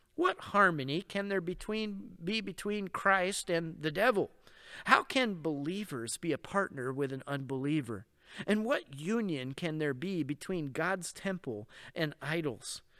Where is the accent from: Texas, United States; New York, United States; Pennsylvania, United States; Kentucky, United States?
New York, United States; Rochester; now in Oregon, United States; I grew up in Rochester